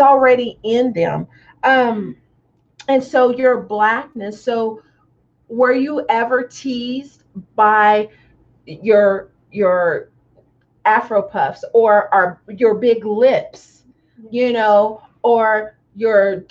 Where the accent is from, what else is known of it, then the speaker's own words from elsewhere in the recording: Tonganoxie, Kansas, United States; growing up in Tonganoxie